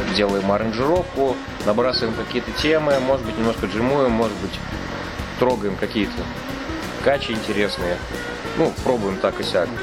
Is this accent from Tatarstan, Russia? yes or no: yes; Kazan, Tatarstan, Russia; лучше жить в родном городе, родная земля сил дает